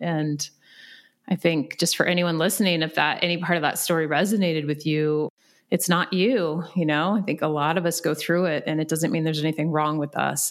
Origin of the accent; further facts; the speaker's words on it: Virginia, United States; moved away; I'm from Virginia